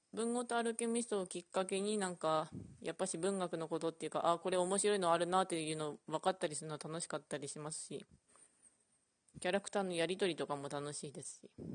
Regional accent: Ishikawa, Japan; うちの地元が石川なんですけど

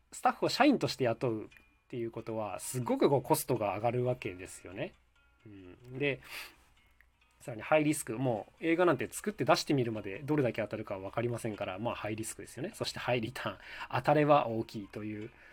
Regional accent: Nagakute, Aichi, Japan; 僕はですね、出身地が愛知県の長久手市というところなんです

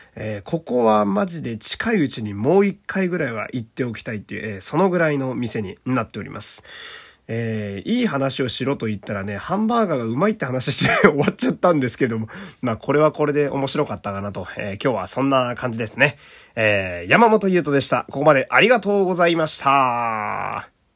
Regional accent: Fukui, Japan; 私の地元の福井

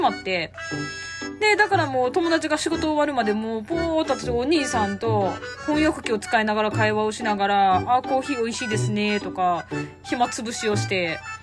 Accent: Osaka, Japan; 私大阪人なんで

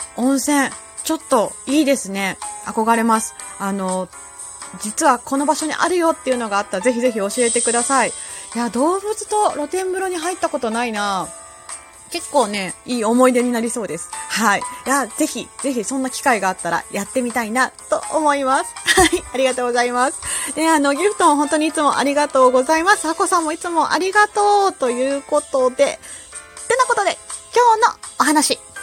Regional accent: Kansai, Japan

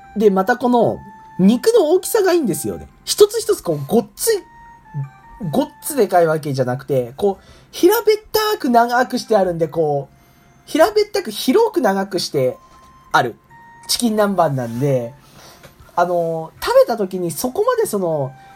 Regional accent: Nagano, Japan; moved away as an adult; now in Kokubunji, Japan; 長野県出身で、こうなかなか、えラーメンを食べて育ってこなかった

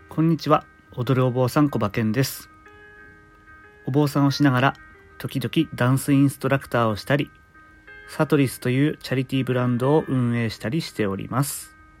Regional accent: Fukushima, Japan; 僕の出身地福島県

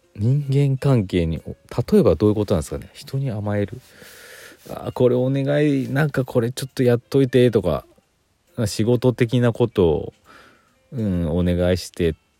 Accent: Aichi, Japan; moved away; 愛知県出身なんで。

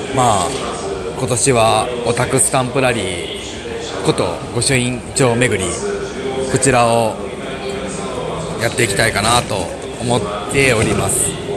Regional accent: Mie, Japan; moved away; 私三重県出身なんですけど

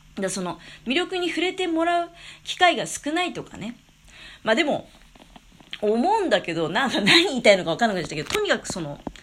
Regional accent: Tokamachi, Niigata, Japan; also born or lived in Tokyo; 実家10日町

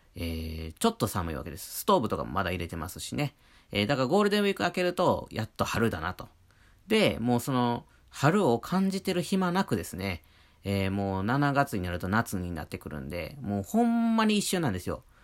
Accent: Wakayama, Japan; now in Hokkaido, Japan; 和歌山県出身

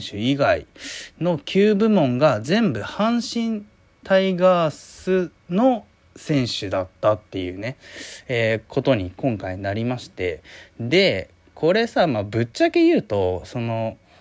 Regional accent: Hiroshima, Japan; 僕広島ですけど

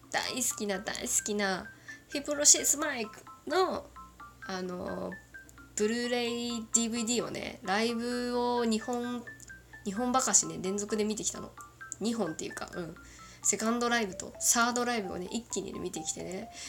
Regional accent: Kagoshima, Japan; accent: Kagoshima dialect; 普段の私のまあ、九州弁混じりの喋りで喋って最後私の出身のどぎつい鹿児島弁で喋っていこうと思います

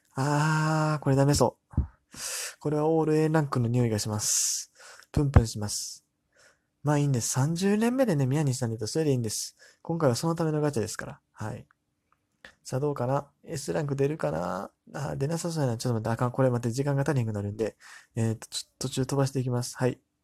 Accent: Amagasaki, Hyogo, Japan; 僕の地元、尼崎の出身

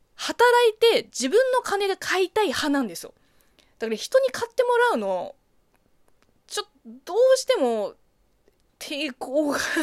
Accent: China; moved away; 中国生 まれ、中国育ちの私

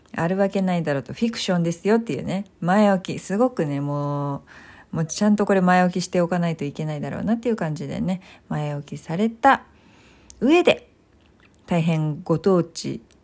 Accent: Tokyo, Japan; 東京出身で東京生まれ東京育ちですので

